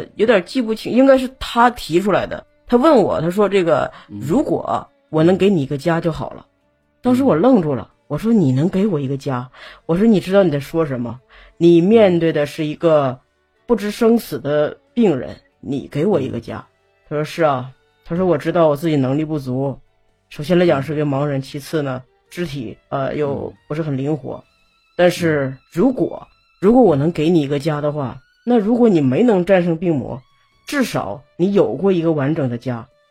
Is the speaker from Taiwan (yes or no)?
no; Northeast China, China; 一叫大姑姐，嗯。我们东北这边